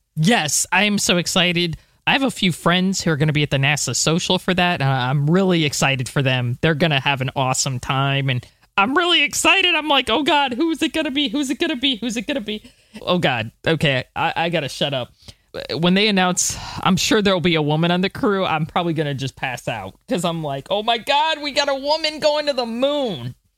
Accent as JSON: {"language": "English", "country": "United States", "said": "I'm American"}